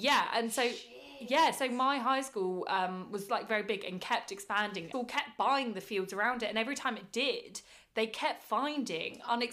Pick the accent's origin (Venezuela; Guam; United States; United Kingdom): United Kingdom; we're British